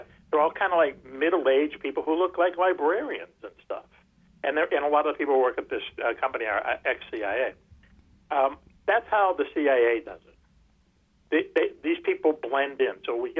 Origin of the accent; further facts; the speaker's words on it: Boston, Massachusetts, United States; grade school, growing up in Dorchester